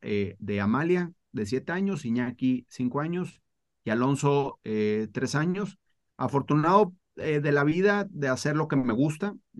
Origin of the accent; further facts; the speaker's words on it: Mexico; also born or lived in Spain; nací en España, a los cinco años me fui, me vine, me vine a vivir a México